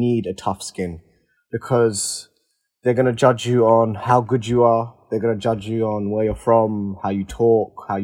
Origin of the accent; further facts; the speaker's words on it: London, United Kingdom; I'm from East London as well